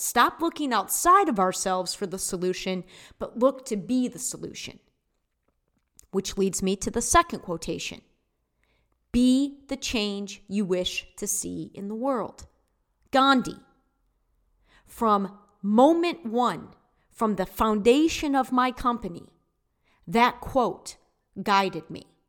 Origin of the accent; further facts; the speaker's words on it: United States; as American citizens